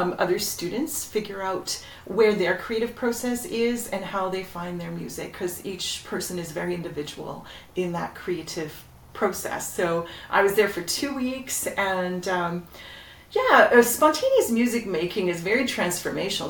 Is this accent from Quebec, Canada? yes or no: no; Toronto, Ontario, Canada; I grew up in Etobicoke